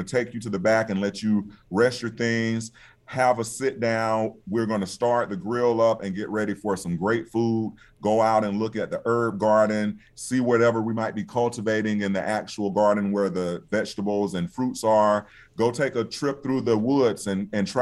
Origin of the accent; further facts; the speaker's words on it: Albany, Georgia, United States; also born or lived in New York / Washington, D.C.; here in my hometown of Albany